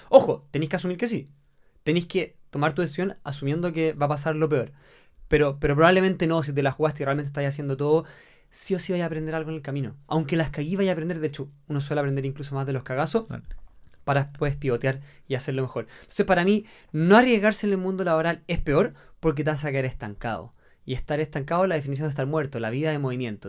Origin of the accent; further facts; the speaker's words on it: Chile; Yo soy seleccionado chileno, yo, soy, yo estoy en la selección de trail running de Chile